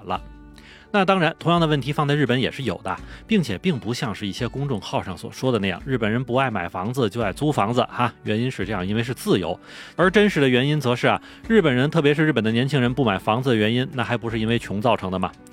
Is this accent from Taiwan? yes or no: no; Tianjin, China; moved away as an adult; also born or lived in Beijing; 因为我是天津人